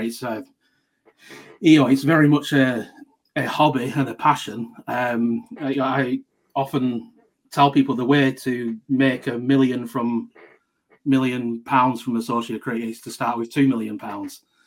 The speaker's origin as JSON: {"language": "English", "area": "Lancashire", "region": "North West England", "country": "United Kingdom", "said": "I'm from Lancashire"}